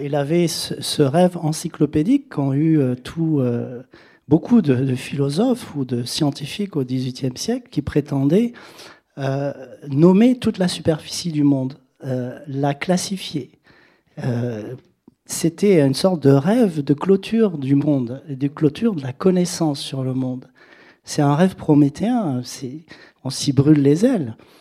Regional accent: Senegal; moved away; j'ai vécu au Sénégal, que j'ai été élevé au Sénégal

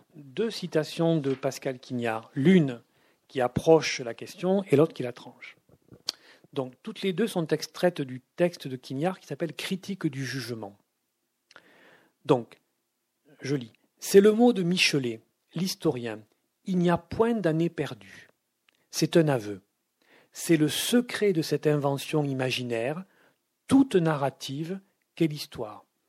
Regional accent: Toulouse, Occitania, France; quand j'étais enfant, vivaient à Toulouse au centre-ville

